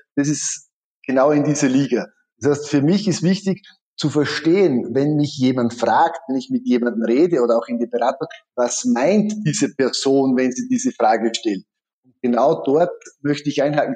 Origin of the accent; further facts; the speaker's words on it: Styria, Austria; ich komme aus der Steiermark